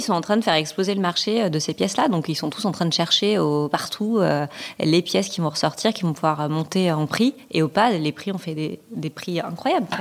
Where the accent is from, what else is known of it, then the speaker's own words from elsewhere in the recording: France; chez nous, en France